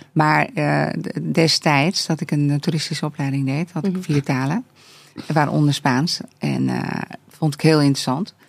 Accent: Netherlands; ik ben gewoon eh, eh, super Hollands

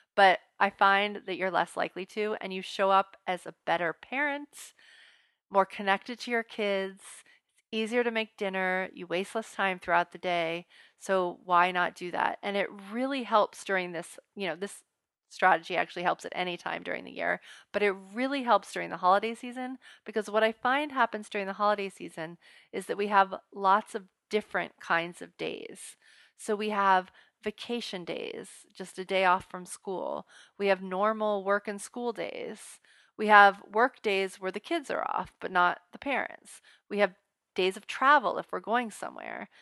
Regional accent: United States; we don't draw the line as American parents as a whole

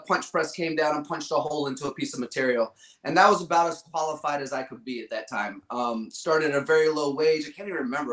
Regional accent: Virginia, United States; Growing up in Virginia, uh, I had the Richmond Kickers, we had DC United

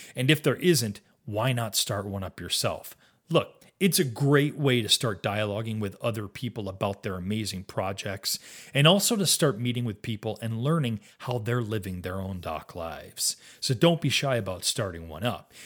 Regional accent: Western New York State, United States; moved away as an adult; also born or lived in US West Coast / overseas / outside Rochester, New York; I'd actually grown up in Western New York State

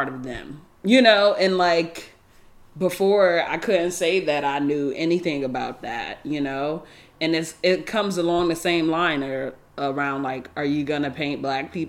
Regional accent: New York, United States; moved away; also born or lived in San Francisco Bay Area / Los Angeles; I'm not from New York City, but I'm from New York State

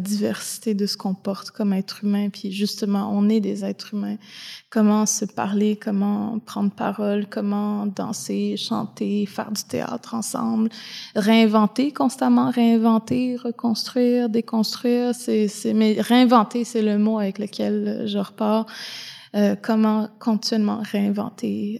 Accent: Côte-Nord, Quebec, Canada; now in Montreal, Canada; je viens de la Côte-Nord aussi, donc euh, je viens d'une région euh, dans le Nord, je viens d'une communauté Inou

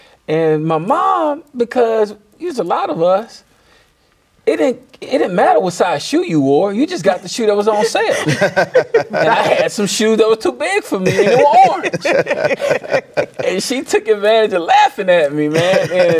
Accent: New Orleans, Louisiana, United States; also born or lived in Bassfield, Mississippi; now in Hattiesburg, United States; So I grew up half my life in New Orleans, half my life in Bassfield, Mississippi.

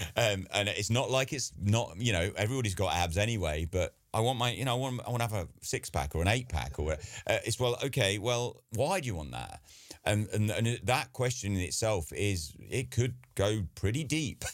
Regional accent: England, United Kingdom; I'm English

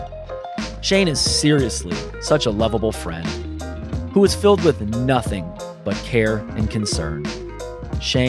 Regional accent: Sunnymead, United States; moved away as an adult; also born or lived in Bloomington; me growing up in Sunnymead

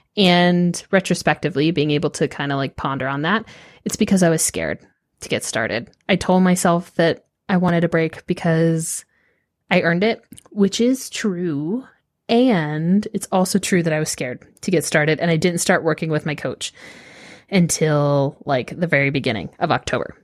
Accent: Austin, Texas, United States; also born or lived in northern New York; I grew up in Austin

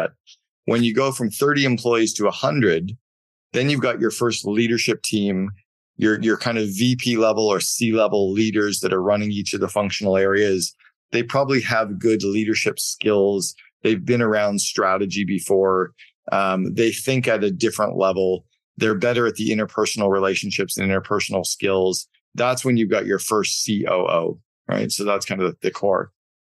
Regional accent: Canada; I grew up in Canada and we played a lot of hockey

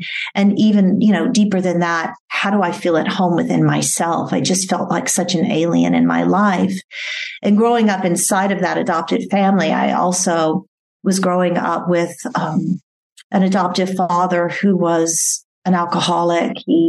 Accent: Bury St Edmunds, East of England, United Kingdom; born there; I was born here in England in an area called Bury St. Edmunds, Suffolk, England, not far from Cambridge.

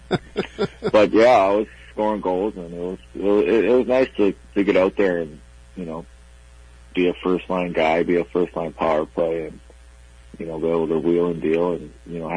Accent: Portage la Prairie, Manitoba, Canada; moved away as an adult; also born or lived in Montreal; now in Long Island, United States; I'm from Portage la Prairie.

